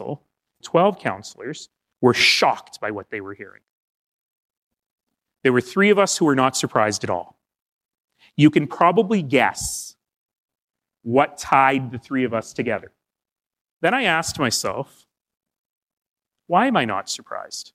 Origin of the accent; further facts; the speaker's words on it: Alberta, Canada; I come from Alberta